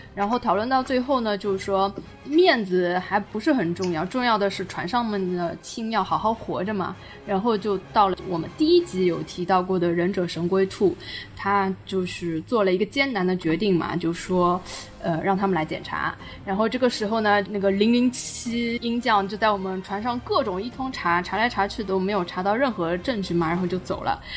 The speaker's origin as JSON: {"language": "Chinese", "country": "China", "said": "还是觉得我们中国人还是像，就是拿以前的那种眼光来看我们"}